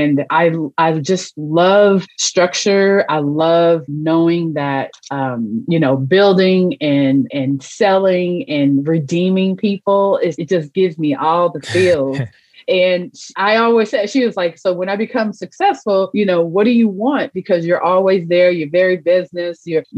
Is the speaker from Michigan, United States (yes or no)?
no; Los Angeles, California, United States; moved away as an adult; now in Midwest, United States; I'm a transplant from Los Angeles, California. I'm here in the Midwest now. I've been here for about 20 plus years